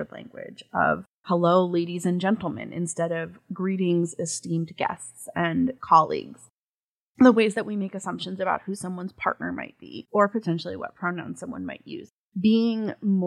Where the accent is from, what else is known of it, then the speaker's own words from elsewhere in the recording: New England, United States; I grew up in New England.